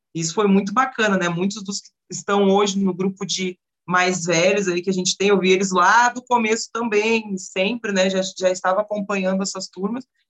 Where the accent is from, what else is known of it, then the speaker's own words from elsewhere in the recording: Rio Grande do Sul, Brazil; also born or lived in Porto Alegre; now in Curitiba, Brazil; Aqui dentro de Curitiba e até mesmo no Rio Grande do Sul, onde eu nasci